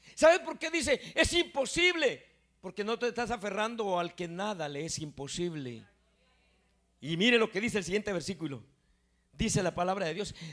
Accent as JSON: {"language": "Spanish", "country": "Guatemala", "moved": "yes", "lives_now": "New York, United States", "said": "yo soy Chapín"}